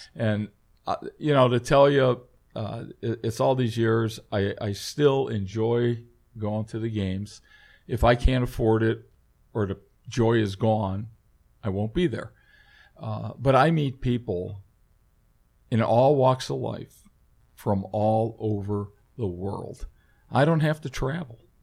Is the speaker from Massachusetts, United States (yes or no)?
no; Cleveland, Ohio, United States; everybody growing up in Cleveland, uh, was a seat banger